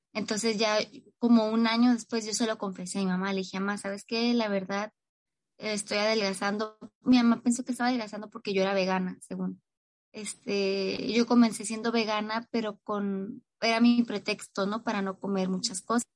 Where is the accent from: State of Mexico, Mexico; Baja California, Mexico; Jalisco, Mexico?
Baja California, Mexico; Tijuana; Soy de Tijuana, Baja California, México